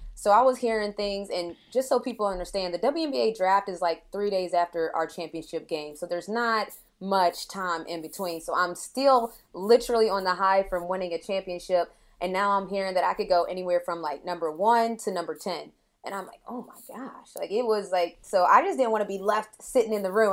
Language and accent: English; St. Albans, West Virginia, United States; now in Atlanta, United States; I grew up in Saint Albans, West Virginia